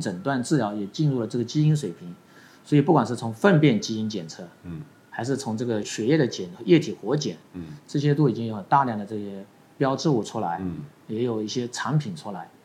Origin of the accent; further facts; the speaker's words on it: Guangdong, China; 我们广东人叫做上府啦